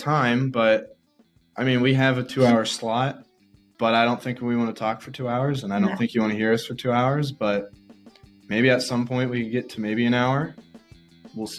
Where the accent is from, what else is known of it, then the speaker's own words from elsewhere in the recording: Texas, United States; moved away as an adult; now in Indiana, United States; I'm from Texas